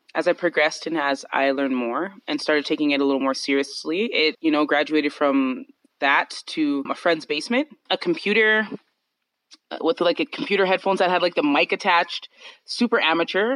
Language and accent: English; Calgary, Alberta, Canada; I'm from Calgary, Canada